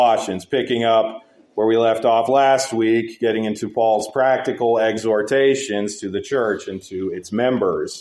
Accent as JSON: {"language": "English", "region": "Wyoming", "country": "United States", "tie": "born or raised there", "said": "growing up in Wyoming, as I did"}